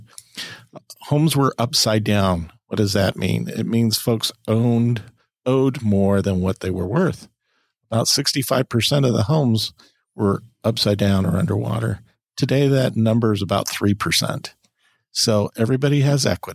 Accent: California, United States; I'm a Californian, so it's very hard for me. I'm biased. I love my state. I love where we come from. I've not lived in other states

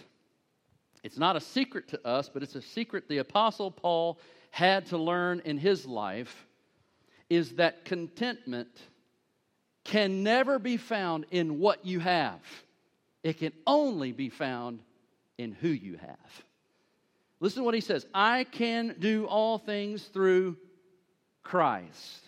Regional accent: United States; being an American

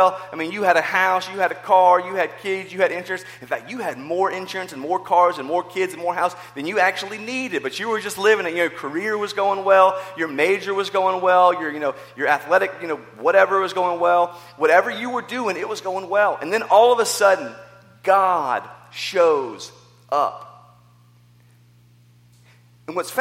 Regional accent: the South, United States; growing up in the South

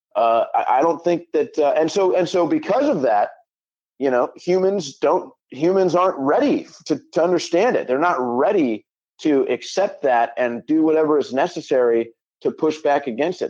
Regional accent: St. Louis, Missouri, United States; I grew up in St. Louis, Missouri.

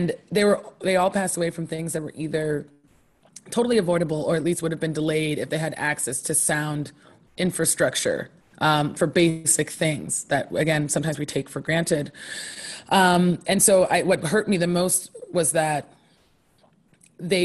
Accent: Poughkeepsie, New York, United States; also born or lived in Harlem, New York City; I was born in Poughkeepsie, New York, in upstate New York, and currently split my time between Poughkeepsie, New York

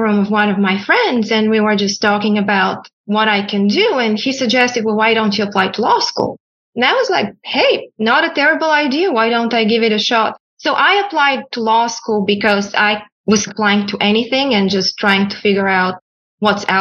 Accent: Sofia, Sofia City, Bulgaria; English is a second language; now in New York City, United States; I was born in Sofia, Bulgaria. You can probably tell there's an accent when I speak.

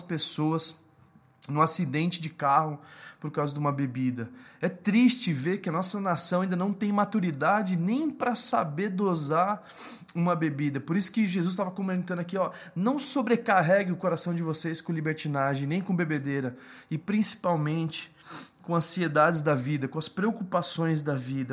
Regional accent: Brazil

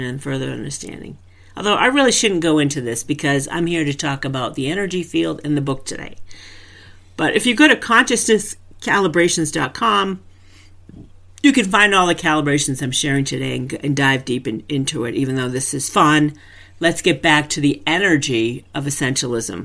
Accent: New England, United States; I'm from New England.

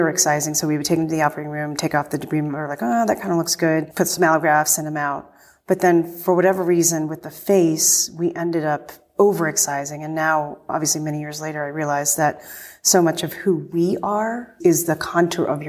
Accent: Northeast, United States; I'm from the Northeast

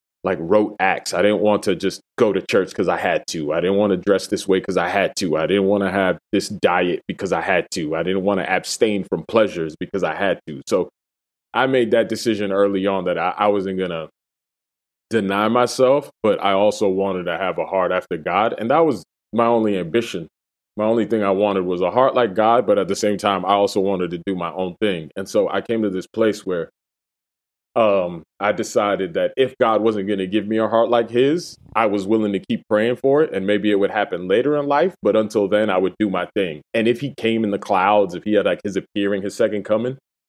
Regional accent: Massachusetts, United States; also born or lived in Dominican Republic / Puerto Rico; I grew up in Massachusetts

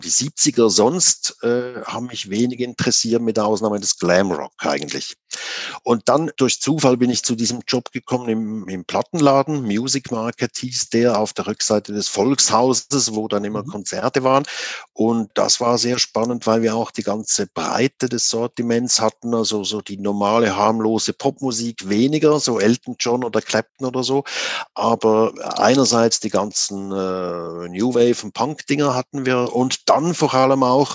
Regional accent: Switzerland; also born or lived in Zurich; 1980, war ich 17, da bin ich äh, nach Zürich gekommen gekommen aus der Gegend, wo ich herkomme. Also das war 25 Kilometer von Zürich weg, war aber damals noch wirklich das Land, ein Bauerndorf damals noch

